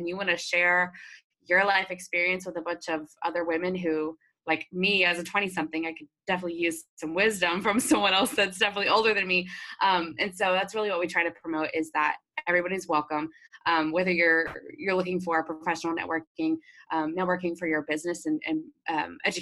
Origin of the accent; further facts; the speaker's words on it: Dallas, Texas, United States; also born or lived in Arkansas; I grew up in the Dallas area. I grew up in the suburbs in North Texas, and lived here my whole life